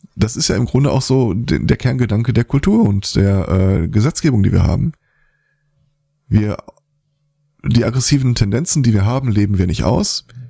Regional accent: Germany; bei uns in Deutschland

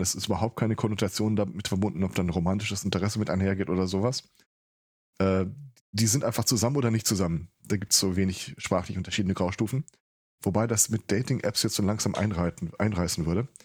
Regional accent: Ruhr area, North Rhine-Westphalia, Germany; Ich komme aus dem Ruhrpott. Also das ist nochmal eine Schippe obendrauf.

